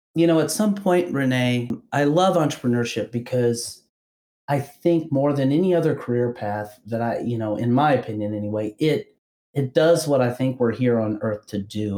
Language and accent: English; Kentucky, United States; I'm from Kentucky originally